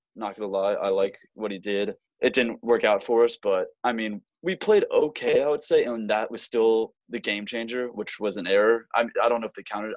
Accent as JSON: {"language": "English", "town": "Raleigh", "region": "North Carolina", "country": "United States", "said": "I'm from North Raleigh, North Carolina"}